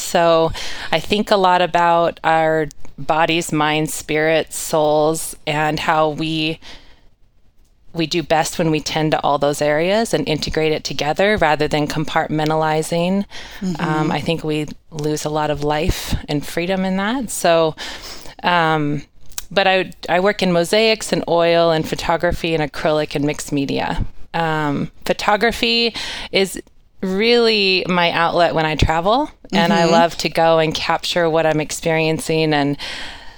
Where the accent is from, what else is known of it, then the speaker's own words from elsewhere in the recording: North Idaho, United States; I'm from North Idaho, and I was an athlete all through high school